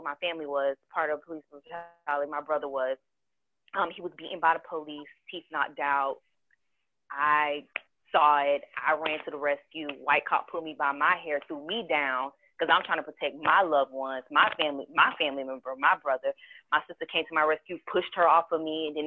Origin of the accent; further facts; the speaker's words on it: Charleston, South Carolina, United States; I was born in Charleston. I don't have the Geechee accent. I don't have the Gullah accent